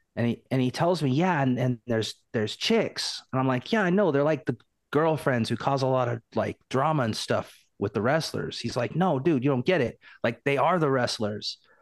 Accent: Portland, Oregon, United States; I'm from Portland

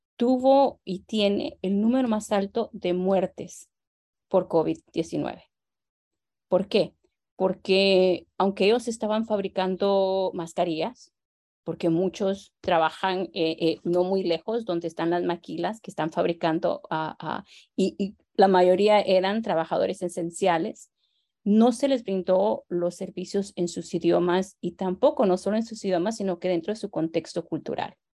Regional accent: Guatemala; now in Los Angeles, United States; como guatemalteca

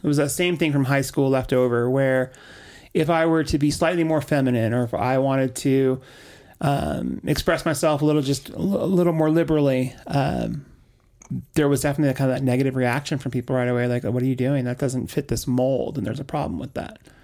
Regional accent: Orange County, Southern California, United States; So, I was raised in Southern California, in Orange County

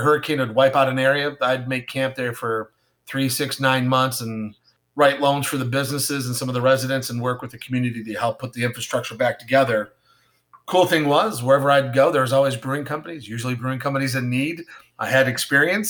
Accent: Ellicottville, New York, United States; I grew up in the Ellicottville, uh, New York area. It is, Ellicottville is a small ski town, about an hour south of Buffalo, New York.

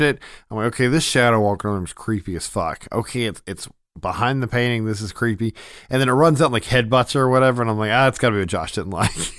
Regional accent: Memphis, Tennessee, United States; we're from Memphis

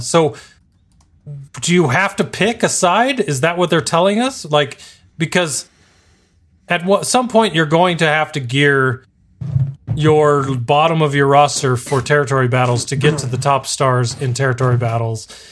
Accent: El Paso, Texas, United States; now in Arizona, United States; I was born in El Paso, Texas, which is basically Mexico

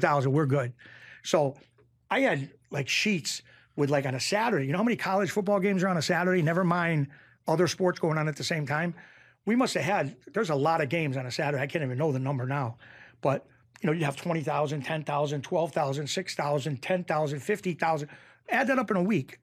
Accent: Springfield, Massachusetts, United States; I grew up in Springfield, Massachusetts

